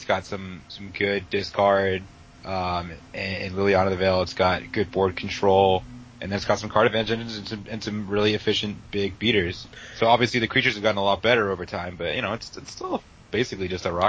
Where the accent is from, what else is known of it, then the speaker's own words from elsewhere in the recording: California, United States; now in Washington, D.C., United States; I'm from California, but I live in Washington, D.C.